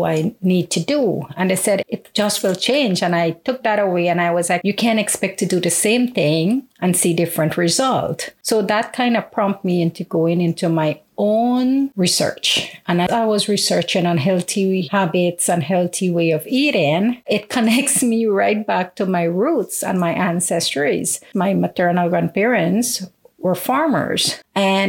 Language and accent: English; Guyana; moved away; even though I'm abroad, I never separate myself from my home country